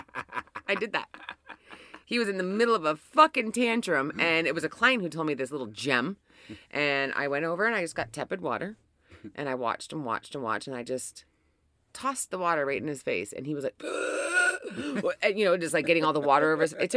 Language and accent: English; Canada; I'm Canadian.